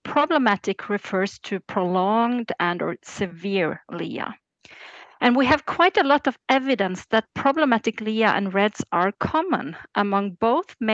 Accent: Norway; I'm born and raised in Norway, where I still live.

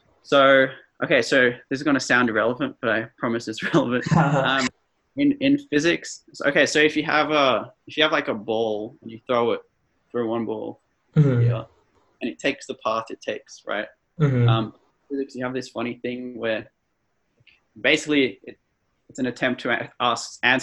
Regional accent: Melbourne, Victoria, Australia; also born or lived in Canberra; I'm from Melbourne

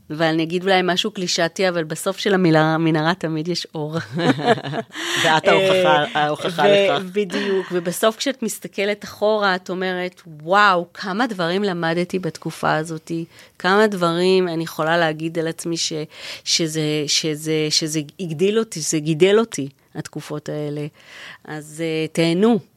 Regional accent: Israel; moved away; אני באה ממשפחה דתית, אה, אבא שלי חובש כיפה, ו... וכשאנחנו נסענו מישראל

